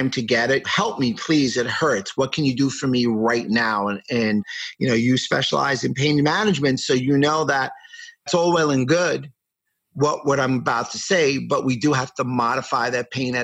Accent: New York City, New York, United States; I grew up in New York City, and I went to a business school in New York called Pace

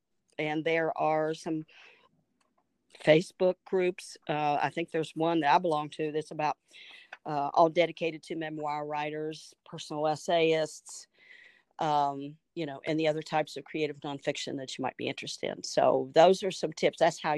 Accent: United States; And, you know, we Americans, we don't really know anything about that.

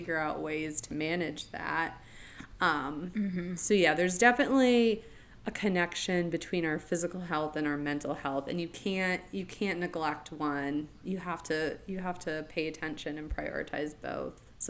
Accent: Florida, United States; moved away as an adult; also born or lived in New England; I lived in New England as a kid, but for most of my life, I grew up in Florida in the same community

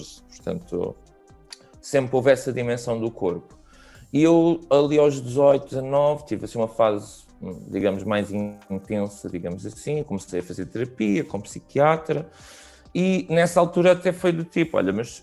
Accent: Barreiro, Setúbal, Portugal; eu sou da Margem Sul, era tipo a cena de juntarmos todos na Avenida da Praia

